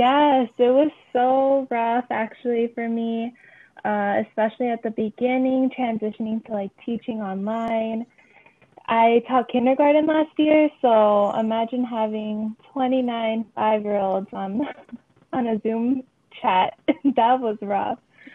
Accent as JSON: {"language": "English", "town": "Chicago", "region": "Illinois", "country": "United States", "tie": "born or raised there", "said": "I'm also a proud Latina, and I was born and raised in Chicago my entire life."}